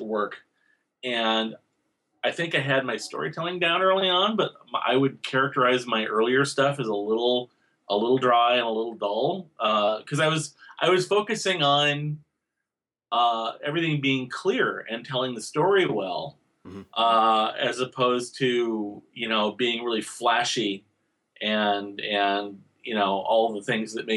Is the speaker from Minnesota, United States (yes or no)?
yes; Owatonna, Minnesota, United States; I was growing up in Owatonna, Minnesota